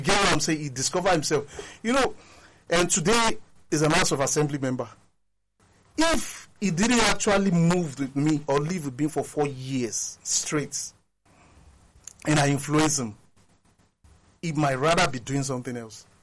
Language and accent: English; Nigeria; we are all Nigerian